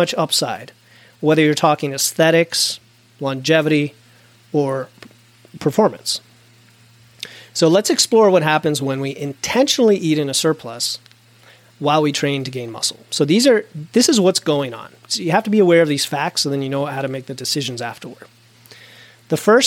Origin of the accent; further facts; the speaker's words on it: United States; I'm an American, so that's my frame of reference